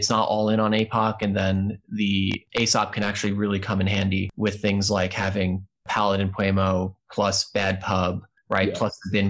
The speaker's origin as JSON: {"language": "English", "region": "New York", "country": "United States", "also_born_or_lived": "Louisville", "lives_now": "Virginia, United States", "said": "live in Virginia right now, so you know I'm part of the Boswash meta, but I hail, well, not originally, I'm from New York, but prior to this, and when I got into Netrunner, it was in Louisville"}